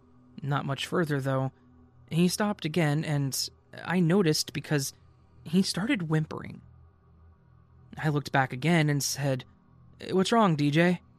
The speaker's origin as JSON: {"language": "English", "region": "Minnesota", "country": "United States", "moved": "as an adult", "lives_now": "Texas, United States", "said": "I live in Texas with two roommates that I could do without, so it's nice to have some quiet. I'm from Minnesota, but I moved to Texas for school and was planning to move back once I graduated."}